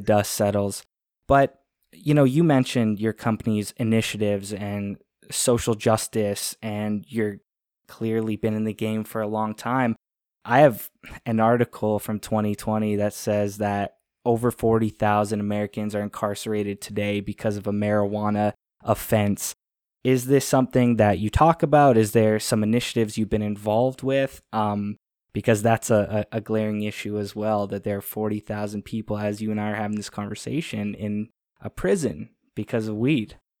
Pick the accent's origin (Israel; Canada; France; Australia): Canada; I'm a Canadian. I'm 26